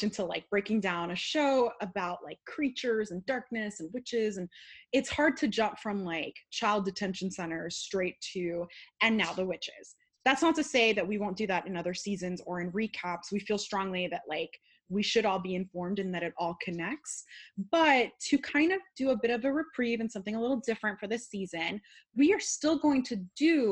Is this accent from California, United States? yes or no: yes; California, United States; As a Californian who drinks wheat juice